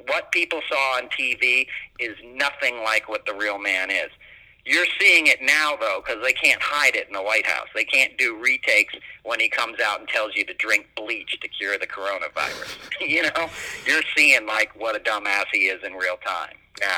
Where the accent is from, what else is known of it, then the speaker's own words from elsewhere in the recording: New York City, New York, United States; I grew up in New York City